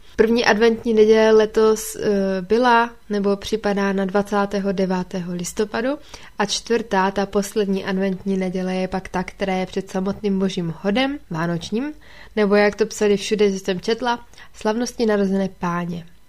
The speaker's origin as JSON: {"language": "Czech", "town": "Ostrava", "region": "Moravian-Silesian Region", "country": "Czechia", "said": "u nás v Ostravě"}